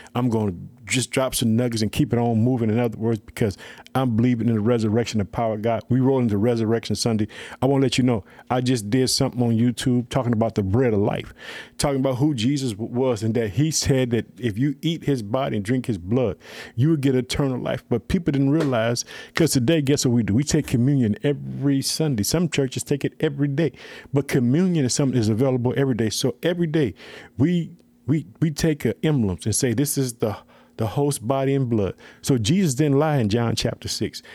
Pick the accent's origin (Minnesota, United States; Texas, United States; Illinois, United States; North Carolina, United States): Illinois, United States; my home state, Illinois